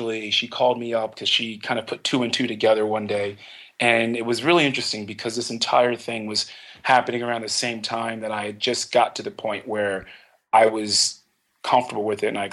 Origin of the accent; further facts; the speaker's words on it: Philadelphia, Pennsylvania, United States; I grew up in Philadelphia